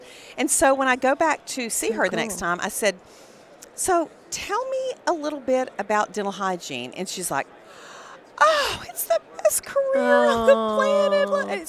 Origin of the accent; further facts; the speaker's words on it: Electra, Texas, United States; accent: Texas; also born or lived in Wichita Falls, Texas / Dallas, Texas; I grew up in Texas at a tiny little town called Electra, Texas.